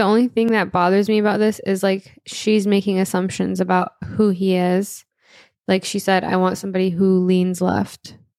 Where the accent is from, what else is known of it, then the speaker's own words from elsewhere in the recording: Florida, United States; I grew up in Florida. I've seen how third-party votes act as spoilers.